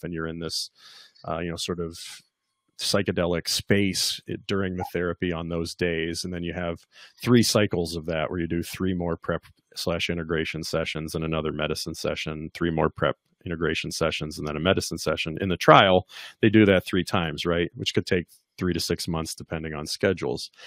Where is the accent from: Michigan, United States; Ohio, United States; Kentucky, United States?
Kentucky, United States; I'm from Kentucky.